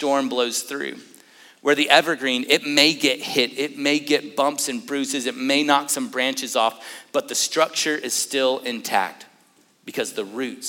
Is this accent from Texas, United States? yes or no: yes; Lubbock, Texas, United States; I grew up in West Texas, in Lubbock to be exact